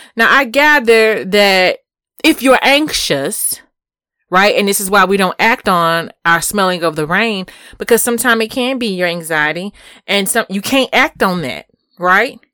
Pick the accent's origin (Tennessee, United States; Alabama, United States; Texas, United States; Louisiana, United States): Texas, United States; Houston; I'm from Houston.